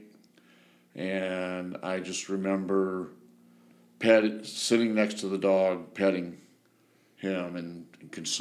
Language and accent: English; Angola, Indiana, United States; I was born in Angola, Indiana, a little town in the very northeast corner of the state